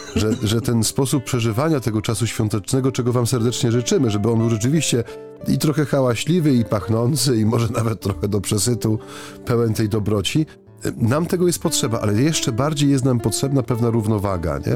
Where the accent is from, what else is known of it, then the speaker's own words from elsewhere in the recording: Silesian Voivodeship, Poland; U, u, nas na Śląsku